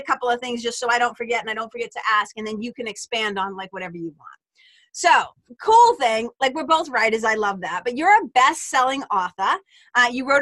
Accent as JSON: {"language": "English", "town": "Lawrence", "country": "United States", "tie": "born or raised there", "said": "we lived in Lawrence, but like across the city from each other"}